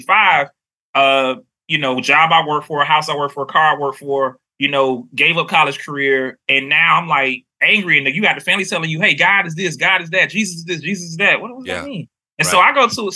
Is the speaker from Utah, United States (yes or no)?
no; Miami, Florida, United States; moved away as an adult; now in North Carolina, United States; I'm from Miami, Florida